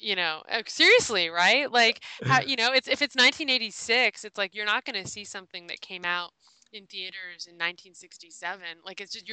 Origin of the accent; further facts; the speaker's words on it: Los Angeles, California, United States; as a little girl growing up in Los Angeles